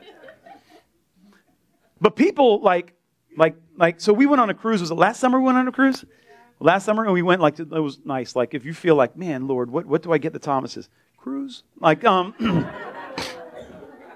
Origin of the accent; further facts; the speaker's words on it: Delray Beach, Florida, United States; I grew up in Delray